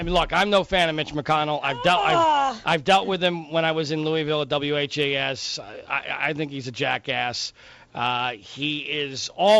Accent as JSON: {"language": "English", "town": "Heidelberg", "region": "Baden-Württemberg", "country": "Germany", "tie": "born there", "said": "I was born in Heidelberg, although it was because my father was in the U.S. military at the time, so I was born on the military base there in Heidelberg."}